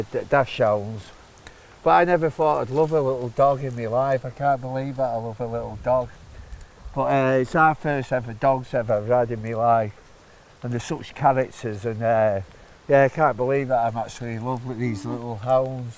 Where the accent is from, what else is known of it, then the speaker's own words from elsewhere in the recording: Salford, North West England, United Kingdom; also born or lived in Bolton; I was born in Bolton, but I grew up in Salford.